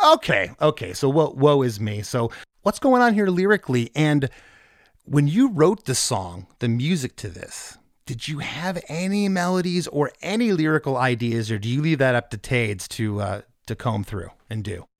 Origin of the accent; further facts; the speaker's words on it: Novi, Michigan, United States; also born or lived in Livonia, Michigan; I grew up in Novi.